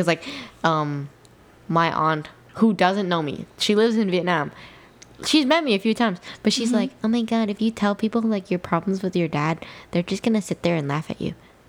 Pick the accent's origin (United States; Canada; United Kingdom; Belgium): United States; as an American, I know that sounds so, like, I'm American.